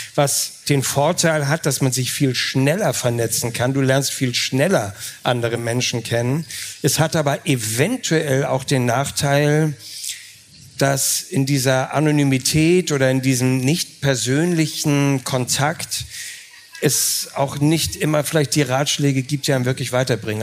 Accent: Hamburg, Germany; als Hamburger

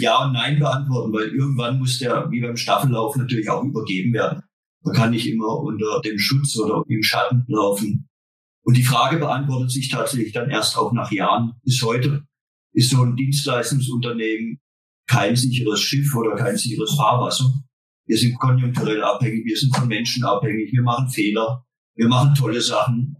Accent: Baden-Württemberg, Germany; Wir sind kein Schwaben hier. Wir sind Badener.

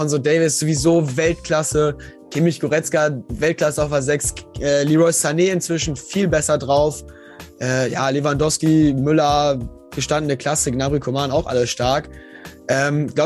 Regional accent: Lower Saxony, Germany; Also ich komme halt, ich komme aus der Nähe Osnabrück

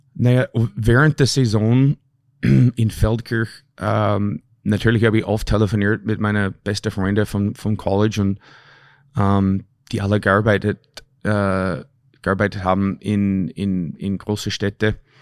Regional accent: Canada; moved away; also born or lived in Austria; ich bin ein Kanadier

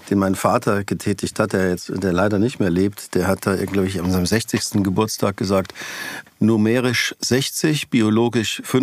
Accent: Weinheim, Baden-Württemberg, Germany; born there; Genau, ich bin gebürtig in Weinheim an der Bergstraße.

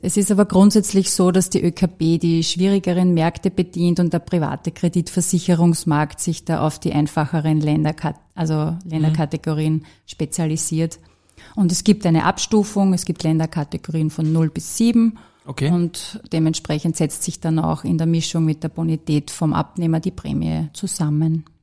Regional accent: Austria; moved away as an adult; now in Vienna, Austria; aus der Region heraus, wo ich herkomme, aus dem Enstal

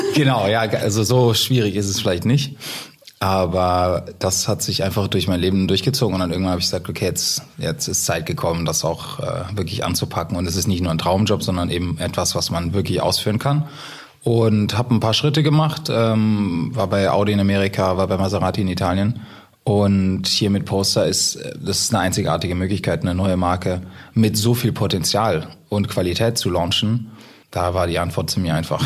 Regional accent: Germany

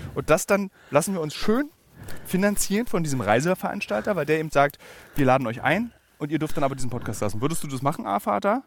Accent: Berlin, Germany; Berlin-Marzahn, einem Stadtbezirk meiner Heimatstadt

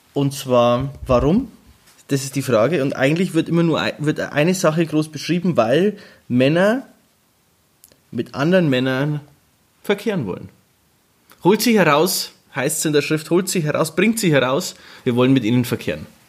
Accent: Germany; wir sind Deutsche

